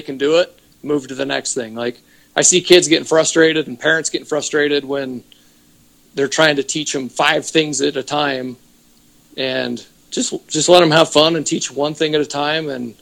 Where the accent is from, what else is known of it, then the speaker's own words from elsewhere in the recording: Utah, United States; I'm from Utah